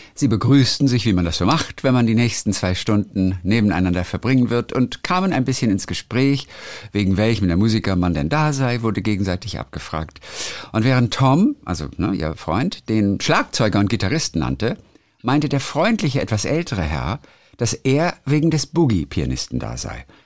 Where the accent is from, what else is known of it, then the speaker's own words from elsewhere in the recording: Germany; bei uns in Deutschland